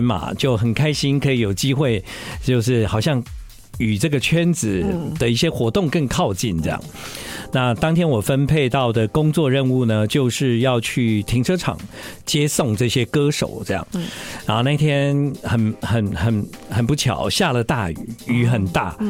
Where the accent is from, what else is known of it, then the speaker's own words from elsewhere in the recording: southern Taiwan, Taiwan; now in Taipei, Taiwan; 其实呢，啊、呃，在我还在念大学的时候，嗯，啊，我从南部来到台北，对对，一切的事情都感到非常的新鲜